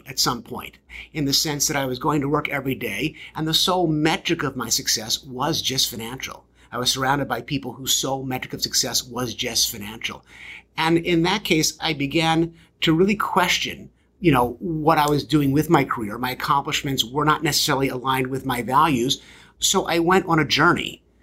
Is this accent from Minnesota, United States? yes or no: no; Baltimore, Maryland, United States; I grew up in Baltimore, Maryland, the Believe City